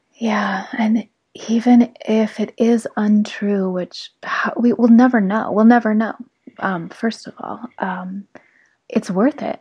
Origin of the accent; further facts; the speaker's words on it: South Lake Tahoe, California, United States; moved away as an adult; I grew up in South Lake Tahoe